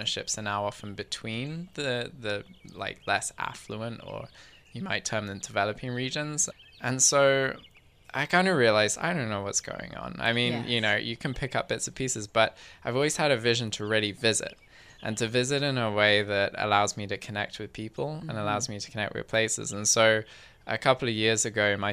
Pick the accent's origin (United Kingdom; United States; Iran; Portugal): United Kingdom; England; now in Victoria, Canada; I grew up in England